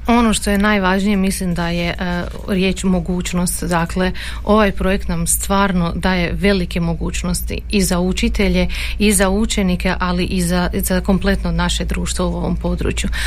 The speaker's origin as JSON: {"language": "Croatian", "country": "Croatia", "said": "kod nas u Hrvatskoj"}